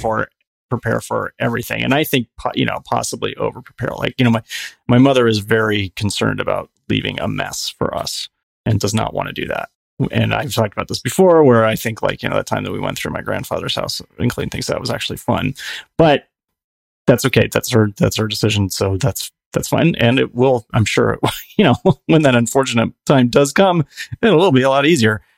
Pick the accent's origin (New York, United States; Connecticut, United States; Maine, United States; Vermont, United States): Connecticut, United States; growing up in Connecticut